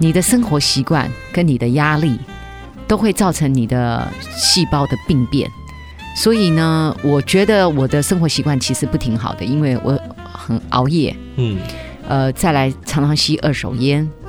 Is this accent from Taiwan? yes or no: no; China; 因为我们中国人吃水果，尤其。大家都有一个习惯性惯性，都只吃几样水果。